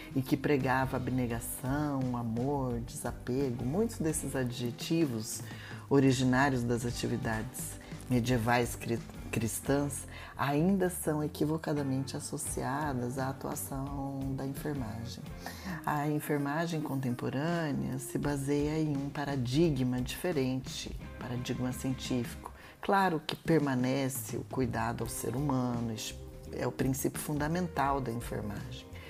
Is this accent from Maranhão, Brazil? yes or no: no; Maringá, Paraná, Brazil; nasci em Maringá, fiz um curso de graduação em enfermagem aqui na Universidade Estadual de Maringá